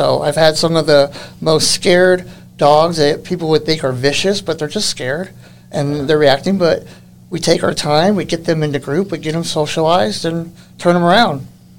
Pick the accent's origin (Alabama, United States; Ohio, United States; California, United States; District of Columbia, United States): California, United States; Los Angeles; So I grew up in Los Angeles.